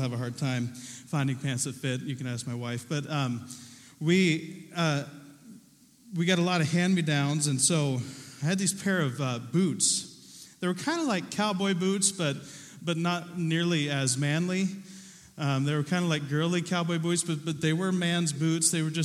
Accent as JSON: {"language": "English", "region": "Southern Ohio", "country": "United States", "tie": "born or raised there", "said": "Growing up in Southern Ohio, I was a kid who liked to garden"}